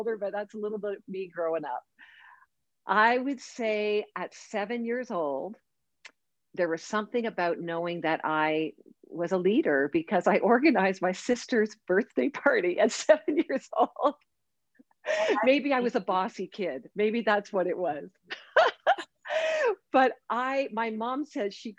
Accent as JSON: {"language": "English", "town": "Oshawa", "region": "Ontario", "country": "Canada", "tie": "born or raised there", "said": "I grew up in the town of Oshawa, Ontario, Canada"}